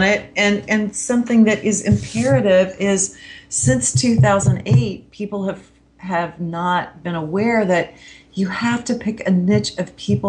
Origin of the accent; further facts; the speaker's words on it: Kansas, United States; So for instance, I'm from Kansas.